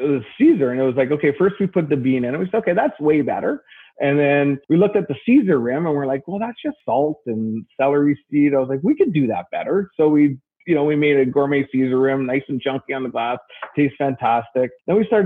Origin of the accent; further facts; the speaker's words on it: Canada; I'm French Canadian